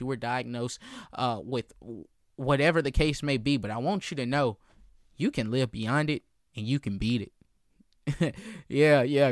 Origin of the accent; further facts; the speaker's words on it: Columbia, South Carolina, United States; I'm born and raised in Columbia, South Carolina